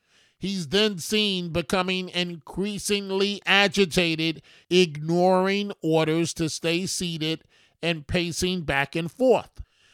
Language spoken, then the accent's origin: English; New York City, New York, United States; my life, growing up in New York City